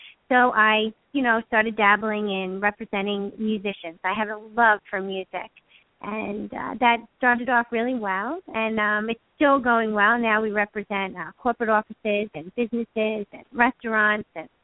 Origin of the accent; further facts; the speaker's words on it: New York, United States; I'm a New Yorker